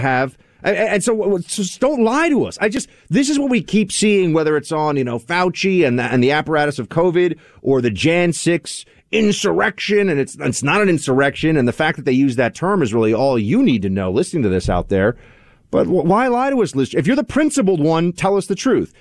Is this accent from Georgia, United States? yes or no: no; New York, United States; as a New Yorker